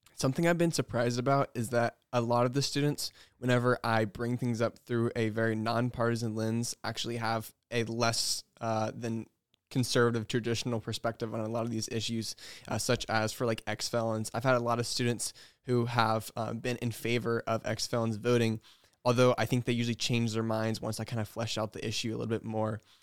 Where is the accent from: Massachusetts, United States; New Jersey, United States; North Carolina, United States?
North Carolina, United States; moved away as an adult; also born or lived in Wheaton, Illinois; I'm from North Carolina